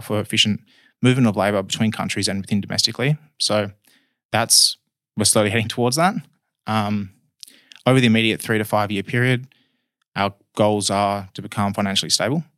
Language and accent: English; Perth, Western Australia, Australia; I was born in Perth, been in Perth my whole life.